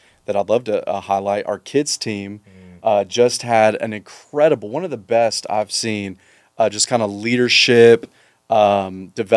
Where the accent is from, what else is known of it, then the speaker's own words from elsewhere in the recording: Mississippi, United States; also born or lived in Alvarado, Texas; now in Texas, United States; I grew up in Mississippi.